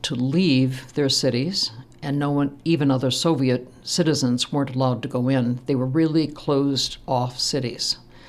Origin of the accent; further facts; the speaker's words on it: Midwest, United States; And of course, I am from the Midwest. We talked to everybody.